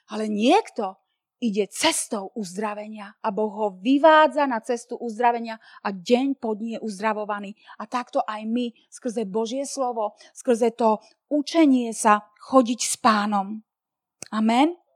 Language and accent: Slovak; Slovakia; sme zo Slovenska